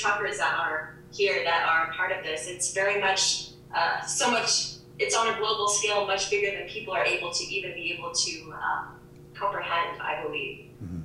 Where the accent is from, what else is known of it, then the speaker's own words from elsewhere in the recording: Calgary, Alberta, Canada; I'm from Calgary